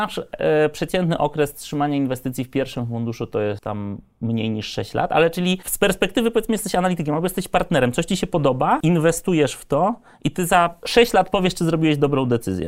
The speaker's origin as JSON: {"language": "Polish", "town": "Lublin", "region": "Lublin Voivodeship", "country": "Poland", "moved": "yes", "said": "jestem z Lublina, więc z perspektywy jakby e, średniego miasta"}